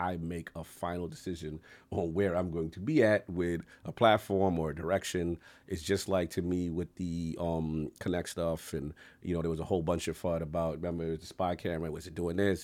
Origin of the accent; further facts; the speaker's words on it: New York City, New York, United States; a kid from the South Bronx.